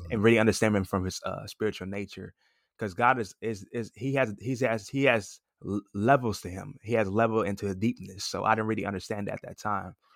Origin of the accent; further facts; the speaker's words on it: Los Angeles, California, United States; moved away as an adult; now in Atlanta, United States; I'm originally from Los Angeles, California. I recently moved to Atlanta, Georgia about a year ago